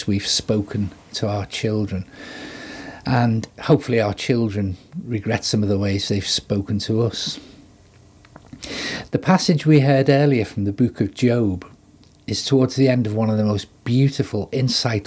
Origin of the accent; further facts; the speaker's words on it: Liverpool, North West England, United Kingdom; as a Scouser, it's in my DNA to make witty or sarcastic comments